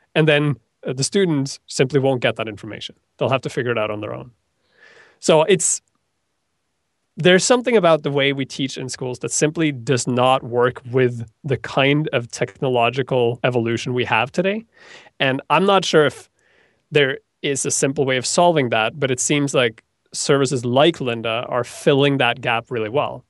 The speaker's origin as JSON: {"language": "English", "country": "Norway", "moved": "yes", "said": "I come from Norway"}